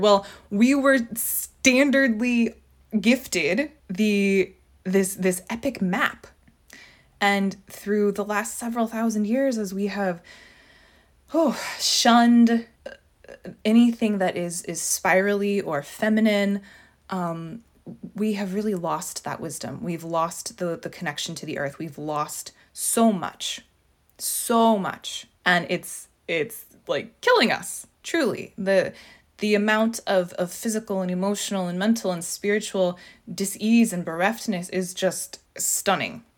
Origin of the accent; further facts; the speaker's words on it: Southern California, United States; moved away; I'm from Southern California, and while I don't live there now